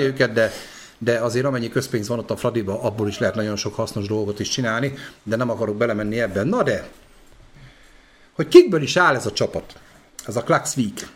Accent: Debrecen, Hajdú-Bihar, Hungary; Debreceni vagyok

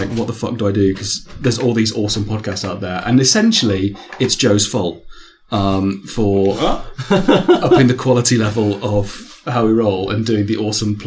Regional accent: England, United Kingdom; we're English.

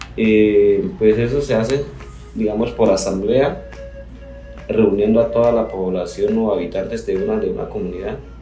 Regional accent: Colombia; nosotros como ciudadanos o como colombianos

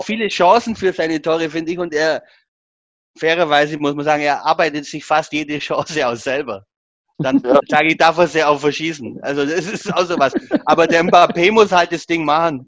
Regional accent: Augsburg, Bavaria, Germany; als Augsburger

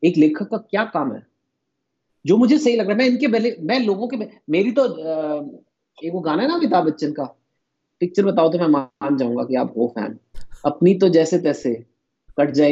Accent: Punjab, India; you know जो बंगाली है वो मुझसे अलग है मैं पंजाबी हूँ लेकिन हम इंडियन भी हैं

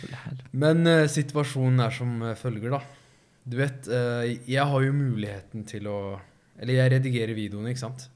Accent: Risør, Agder, Norway; jeg kjente jo alle sammen i Risør

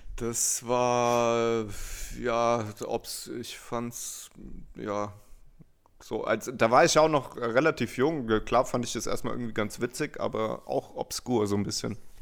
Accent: Hanau, Hesse, Germany; aus Hanau

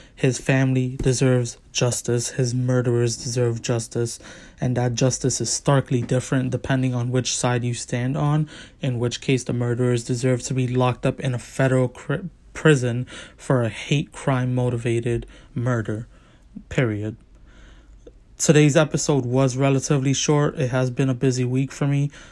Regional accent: New York, United States; as a New Yorker

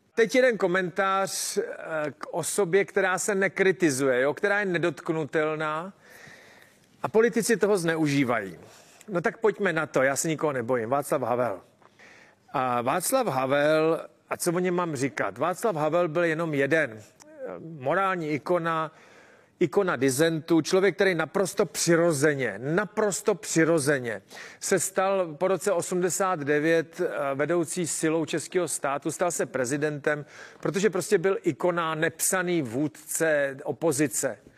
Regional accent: Czechia

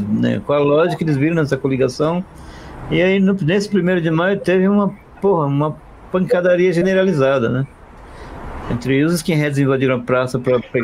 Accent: Northeast Region, Brazil; moved away; eu sou, eu sou nordestino, né? Eu sou imigrante

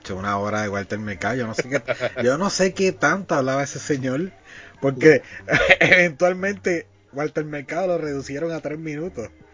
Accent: Puerto Rico; nosotros somos de Puerto Rico. Acá en Puerto Rico

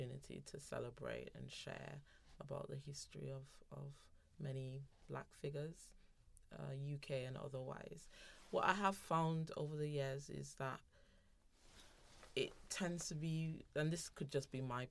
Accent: St. Vincent & Grenadines; now in Birmingham, United Kingdom; I grew up in the Caribbean, so I grew up in St. Vincent and the Grenadines

